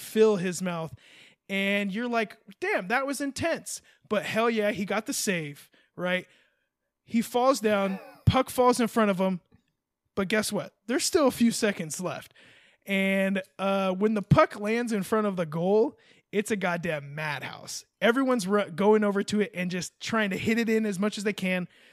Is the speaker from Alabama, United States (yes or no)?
no; California, United States; I'm a Californian